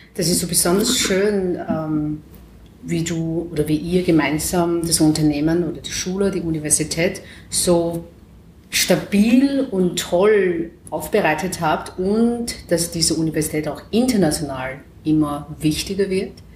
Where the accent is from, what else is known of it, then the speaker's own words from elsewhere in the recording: China; German is a second language; moved away as an adult; now in Vienna, Austria; in China, also wo ich geboren bin